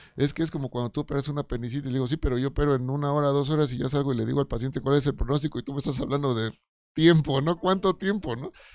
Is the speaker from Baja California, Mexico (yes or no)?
no; Oaxaca, Mexico; yo soy de Oaxaca